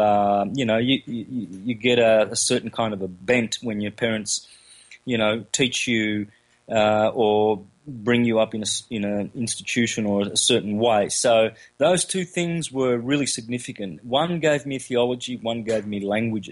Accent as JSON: {"language": "English", "region": "country Victoria", "country": "Australia", "tie": "born or raised there", "first_language": "Calabrian", "said": "Grew up in country Victoria, Australia, with Italian migrated parents from southern Italy"}